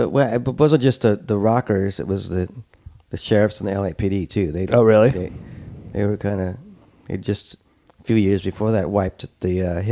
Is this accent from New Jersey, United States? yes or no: no; Hawthorne, California, United States; also born or lived in Brooklyn, New York; In Hawthorne. Mm. Home of the ….